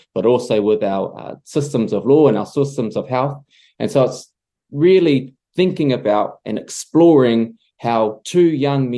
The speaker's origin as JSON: {"language": "English", "town": "Patea", "region": "Taranaki", "country": "New Zealand", "tie": "born or raised there", "said": "we were born and raised in Patea."}